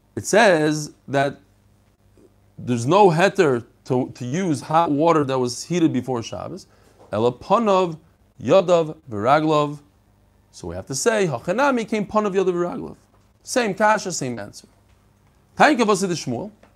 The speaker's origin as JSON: {"language": "English", "town": "New York City", "region": "New York", "country": "United States", "tie": "born or raised there", "also_born_or_lived": "Bnei Brak, Israel", "said": "when I was a kid, I lived in Bnei Brak for three years. I moved from Brooklyn, I lived in Flatbush, to Bnei Brak"}